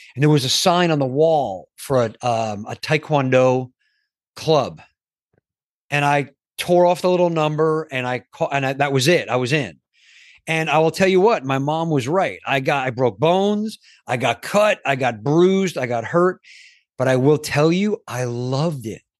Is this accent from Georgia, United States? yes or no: no; New York, United States; I grew up in New York